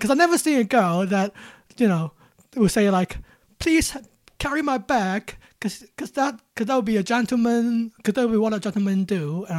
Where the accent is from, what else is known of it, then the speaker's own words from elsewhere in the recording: Hong Kong; I'm from Hong Kong